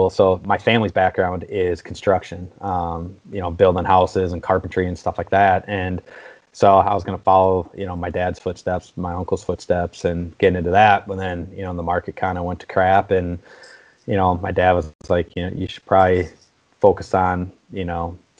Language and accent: English; Wisconsin, United States; I'm born and raised in Wisconsin